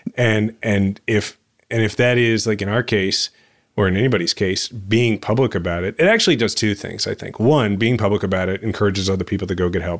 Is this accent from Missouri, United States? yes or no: yes; Kansas City, Missouri, United States; my hometown that I love